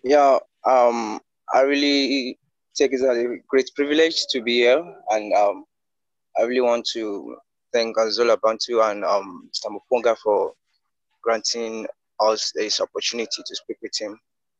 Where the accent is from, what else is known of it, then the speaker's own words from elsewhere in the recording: Nigeria; I'm from Nigeria.